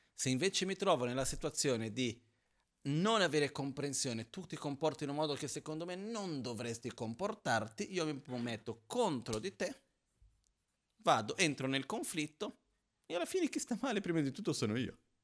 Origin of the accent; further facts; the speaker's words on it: Brazil; moved away; Io sono brasiliano